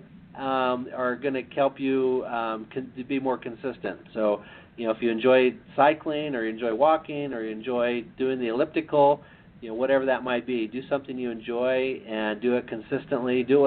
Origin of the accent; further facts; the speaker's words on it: Idaho, United States; now in Utah, United States; I grew up in Idaho